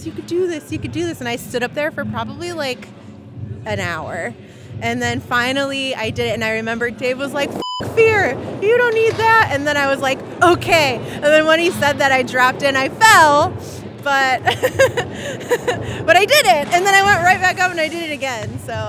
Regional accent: Chicago, Illinois, United States; moved away as an adult; now in St. Louis, United States; I'm from Chicago, but I've lived in St. Louis for about 4.5 years.

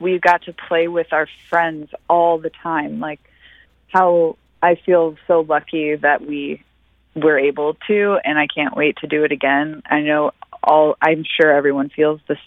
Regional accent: Defiance, Missouri, United States; I grew up in Defiance.

